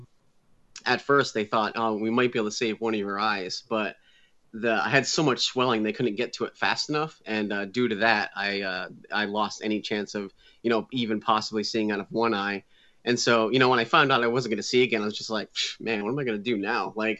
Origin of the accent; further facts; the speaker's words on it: New England, Connecticut, United States; I grew up in New England. I live in Connecticut. I moved back into my hometown where I grew up.